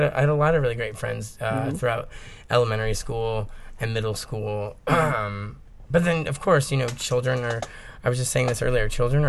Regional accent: Miami, Florida, United States; born there; So I was born on a waterbed in Miami, Flori

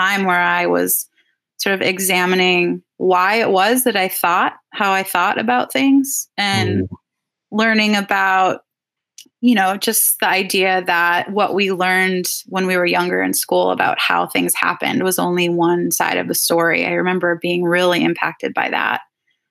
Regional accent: Twin Cities, a suburb of St. Paul, Minnesota, United States; I grew up in the Twin Cities, a suburb of St. Paul.

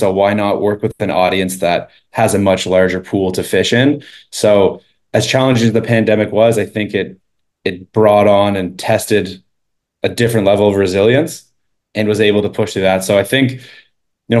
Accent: Eastern Canada, Canada; moved away as an adult; also born or lived in Sweden / Toronto; I grew up in Eastern Canada, lived there my entire life up until about 19

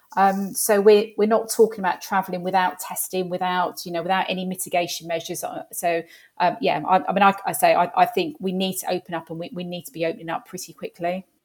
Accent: London, United Kingdom; moved away as an adult; now in Hertfordshire, United Kingdom; I am a Londoner, born and bred. I live in Hertfordshire now and have done for the past twenty-five years. But, um, yeah, North London girl

